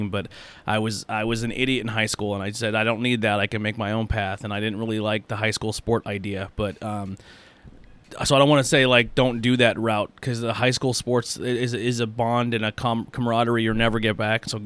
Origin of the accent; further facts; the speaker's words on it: Mahanoy City, Pennsylvania, United States; I grew up in Mahanoy City and there's some fantastic like just area just had some fantastic basketball players.